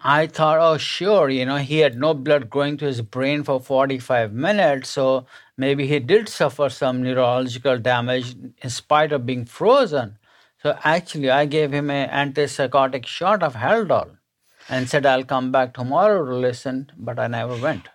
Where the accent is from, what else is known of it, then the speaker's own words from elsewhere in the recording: India; moved away as an adult; now in United States; I was born and raised in India to a middle-class family